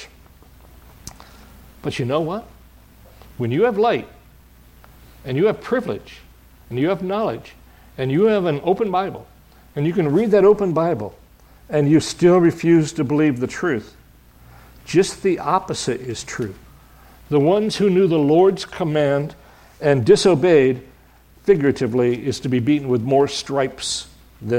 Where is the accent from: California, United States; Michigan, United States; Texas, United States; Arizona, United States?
Michigan, United States; I was raised in Michigan